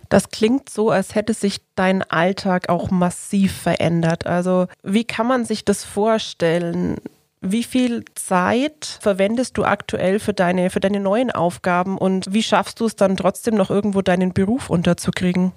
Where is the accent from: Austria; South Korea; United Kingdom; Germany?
Germany; als Deutsche